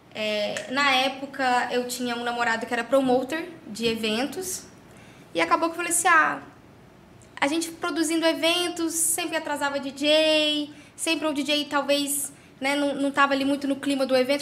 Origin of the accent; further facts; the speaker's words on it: Caldas Novas, Goiás, Brazil; nasci aqui em Caldas Novas